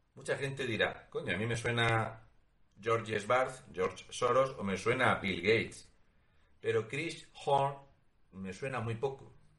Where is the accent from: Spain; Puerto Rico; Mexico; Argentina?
Spain; Porque somos españoles